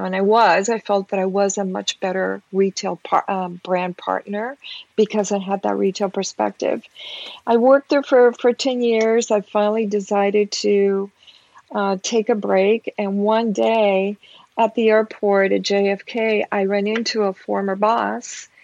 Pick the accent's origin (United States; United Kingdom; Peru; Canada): Peru; moved away; I'm a woman of color. I'm originally from Peru